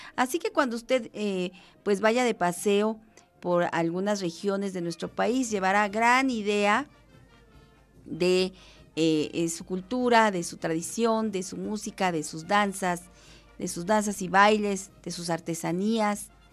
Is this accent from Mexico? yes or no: yes; Mexico; como mexicanos